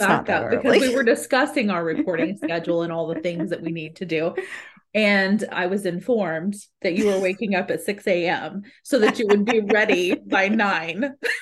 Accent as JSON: {"language": "English", "country": "Brazil", "tie": "born or raised there", "moved": "yes", "said": "And I grew up in Brazil."}